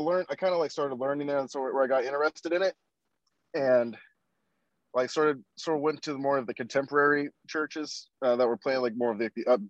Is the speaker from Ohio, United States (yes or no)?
yes; Ohio, United States; moved away as an adult; also born or lived in Kansas; I was actually born and raised in Ohio. I lived in Ohio up until 2017. So from 1994 to 2017, I lived in Ohio. So this is kind of just going back to like home at this point for me.